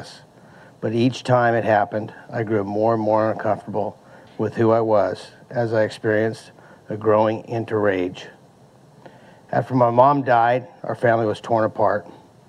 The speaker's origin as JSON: {"language": "English", "town": "Modesto", "region": "California", "country": "United States", "tie": "born or raised there", "said": "I was born in 1970 in Modesto, the oldest child of a family of six children"}